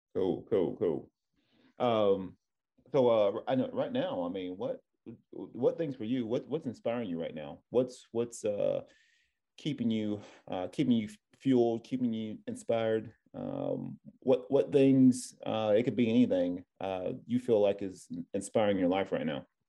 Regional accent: Tennessee, United States; now in California, United States; I'm from Tennessee. It was a culture shock going, coming out here to, to Cali

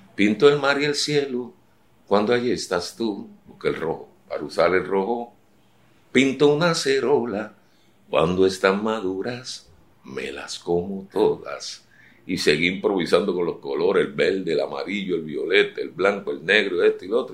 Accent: San Juan, Puerto Rico; me crié en Puerta de Tierra frente al, taller de arte del pintor Juan Rosado

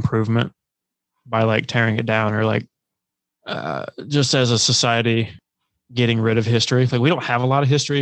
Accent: South Carolina, United States; my home state, South Carolina

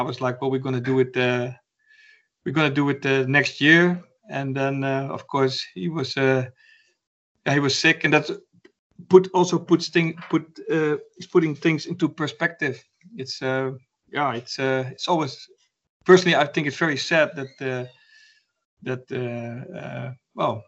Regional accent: Arnhem, Gelderland, Netherlands; my hometown, Arnhem

